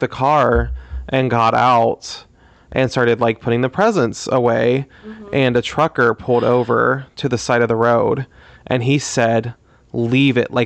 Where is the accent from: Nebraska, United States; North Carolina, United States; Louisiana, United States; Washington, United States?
Louisiana, United States; I grew up in Louisiana, but I was on the border of Texas and Louisiana